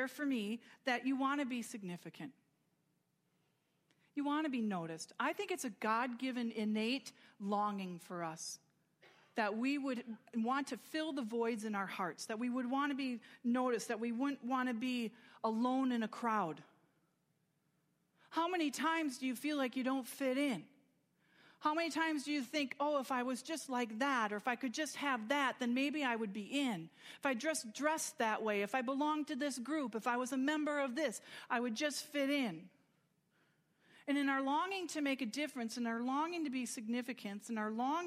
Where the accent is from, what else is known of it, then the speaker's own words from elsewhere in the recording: United States; I'm proud to be American and I'm grateful for it